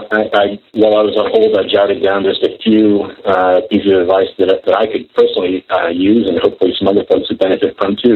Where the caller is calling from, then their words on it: Maryland, United States; I'm in Maryland today.